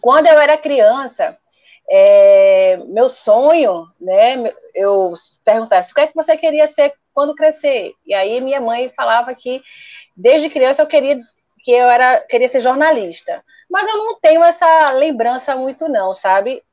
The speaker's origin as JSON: {"language": "Portuguese", "town": "Recife", "region": "Pernambuco", "country": "Brazil", "said": "eu sou de Recife"}